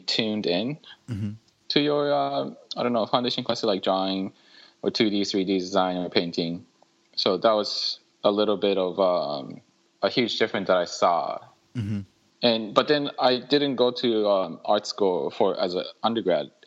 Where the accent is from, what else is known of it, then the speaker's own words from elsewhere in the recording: Muroran, Hokkaido, Japan; moved away as an adult; also born or lived in Michigan / Syracuse / Los Angeles; Born and raised in Japan. I was raised in a city called Muroran in Hokkaido